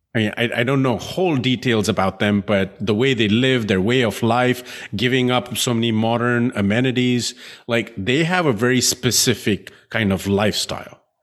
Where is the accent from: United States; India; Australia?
India; I grew up in India